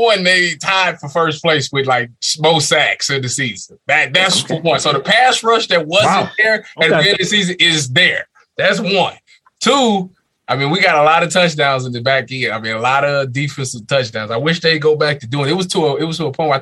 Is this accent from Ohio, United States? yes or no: yes; Cleveland, Ohio, United States; us being from Cleveland